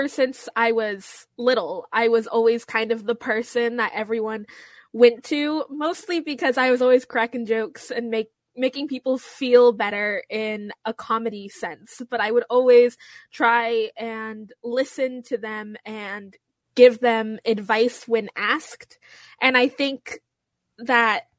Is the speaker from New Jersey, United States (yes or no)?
no; Central Valley, California, United States; I'm from Central Valley in California